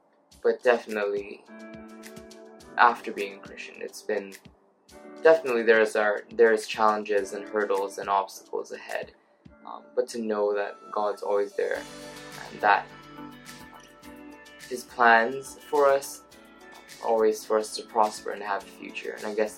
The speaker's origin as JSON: {"language": "English", "country": "Hong Kong", "also_born_or_lived": "Thailand", "lives_now": "Surrey, United Kingdom", "said": "I'm from Hong Kong. Lived in Thailand for a little bit. And now I study at the University of Surrey"}